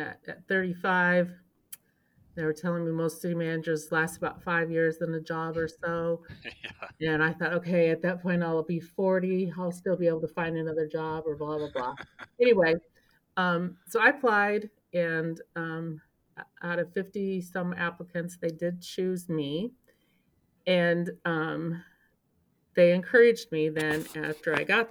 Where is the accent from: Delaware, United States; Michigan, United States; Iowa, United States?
Iowa, United States; Webster City; I grew up in Webster City